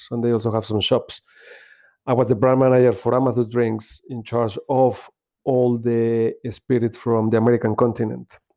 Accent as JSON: {"language": "English", "region": "Mexico City", "country": "Mexico", "moved": "as an adult", "lives_now": "United Kingdom", "said": "I'm originally from Mexico City, and I came to the UK in 2003 as, as a summer holiday, actually."}